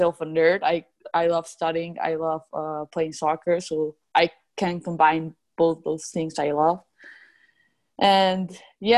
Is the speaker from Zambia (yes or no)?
no; Mexico; moved away as an adult; also born or lived in Connecticut; now in Chicago, United States; I'm from Mexico. So I came to Chicago a year